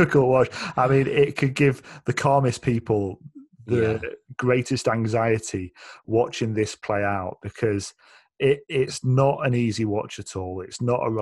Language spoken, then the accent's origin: English; United Kingdom; as a Brit